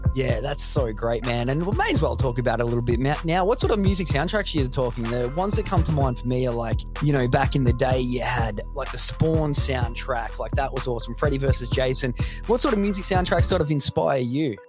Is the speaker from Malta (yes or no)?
no; Australia